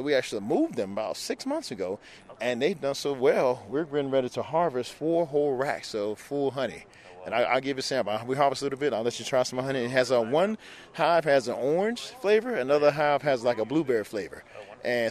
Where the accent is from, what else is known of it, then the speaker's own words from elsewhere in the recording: South Florida, United States; now in Orlando, United States; I grew up in South Florida.